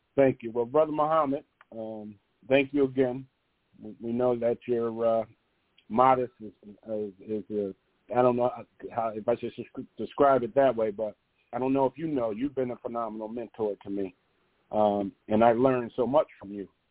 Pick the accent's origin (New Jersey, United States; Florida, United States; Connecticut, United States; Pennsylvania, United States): Connecticut, United States; New Haven; I'm from New Haven, Connecticut